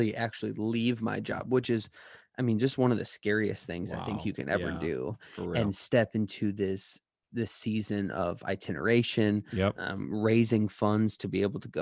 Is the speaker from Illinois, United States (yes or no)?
yes; Chicago, Illinois, United States; We're from Chicago.